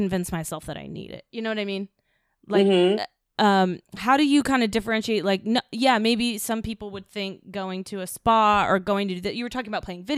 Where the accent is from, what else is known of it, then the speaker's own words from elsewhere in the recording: United States; As an American